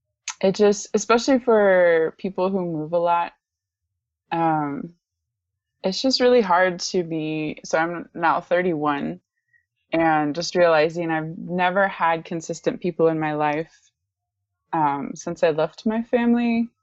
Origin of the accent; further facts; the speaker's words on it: DR Congo; I am descended from Northwestern Europeans. I am a US citizen, and I was born and raised in Central Africa, primarily the Democratic Republic of Congo.